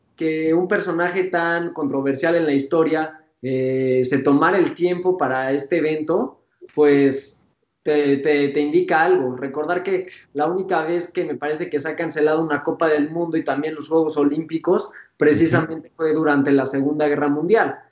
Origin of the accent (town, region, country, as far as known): Mexico